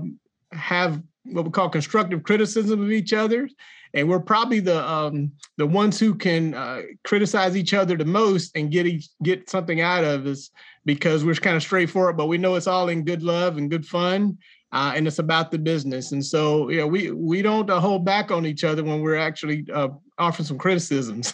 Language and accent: English; Jacksonville, North Carolina, United States; accent: country; you probably tell by my accent, I'm a country boy from Jacksonville, North Carolina